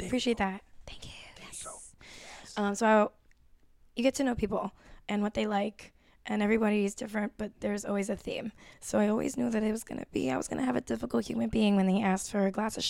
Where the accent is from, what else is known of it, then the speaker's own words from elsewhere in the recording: Puerto Rico; I'm from Puerto Rico. That's what I love. Marisco.